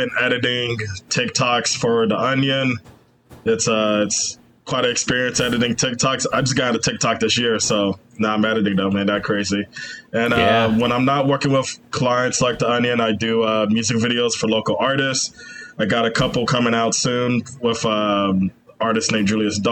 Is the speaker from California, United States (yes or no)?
no; Chicago, Illinois, United States; I'm from Chicago. I was born and raised there. Lived in the South Side for most of my life. Now I reside on the North Side